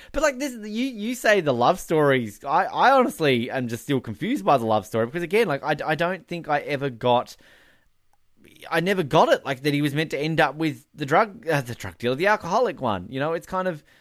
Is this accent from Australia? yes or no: yes; Australia; now in Canada; I'm Australian